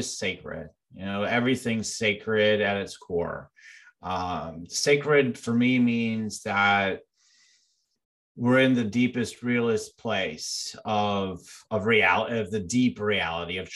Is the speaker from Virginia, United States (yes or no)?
no; Illinois, United States; I'm actually from Illinois